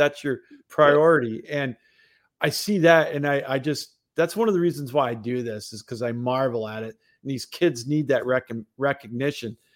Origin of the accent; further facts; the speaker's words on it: Upper Peninsula, Michigan, United States; I grew up in the Upper Peninsula, so you were either a Packers fan or a Lions fan up there